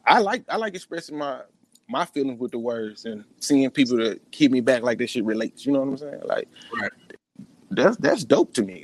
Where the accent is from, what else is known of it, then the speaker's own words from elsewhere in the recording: Jackson, Mississippi, United States; West Side of Jackson, man. Born and raised in the Queens.